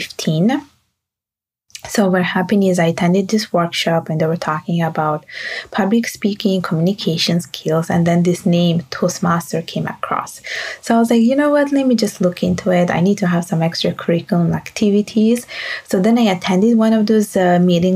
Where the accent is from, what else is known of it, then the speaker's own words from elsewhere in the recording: Italy; English is a second language; moved away as an adult; also born or lived in Bangladesh; now in Montreal, Canada; I am Italian by birth and Bengali by blood and Canadian by law. And I did my studies in Montreal, my university studies in Montreal, but I did the rest of my education back at home in Italy